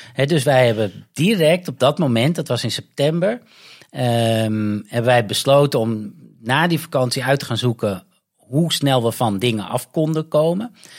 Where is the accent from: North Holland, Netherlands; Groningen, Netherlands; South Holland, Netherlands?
North Holland, Netherlands; moved away as an adult; also born or lived in Amsterdam / London; now in Goa, India; Ik kom uit Noord-Holland